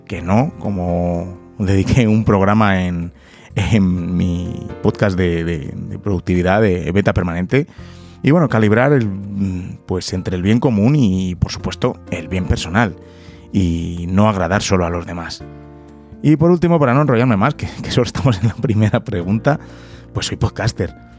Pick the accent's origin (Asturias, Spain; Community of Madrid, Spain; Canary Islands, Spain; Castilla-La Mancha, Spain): Community of Madrid, Spain; Madrid; also born or lived in London; soy de, Madrid, he nacido aquí en Madrid. La verdad es que en ese sentido tampoco he tenido mucho movimiento. Casi siempre he estado aquí viviendo